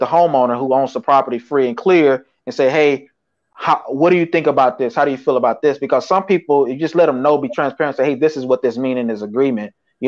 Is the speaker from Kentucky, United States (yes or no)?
no; Tennessee, United States; now in Atlanta, United States; That's where I'm from Tennessee. Chattanooga